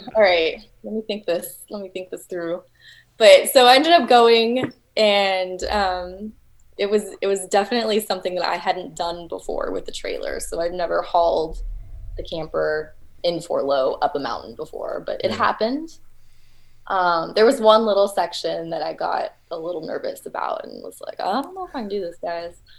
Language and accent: English; Texas, United States; I'm from Texas, and everything is flat